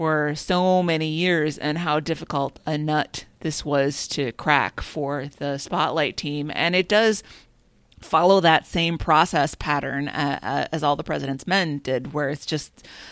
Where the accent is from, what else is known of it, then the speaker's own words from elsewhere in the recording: Minnesota, United States; as a Minnesotan, we in the Midwest